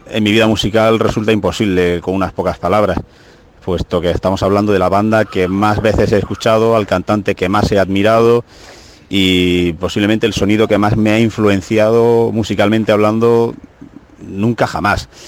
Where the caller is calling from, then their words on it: Granada, Andalusia, Spain; de Búfalo desde Granada.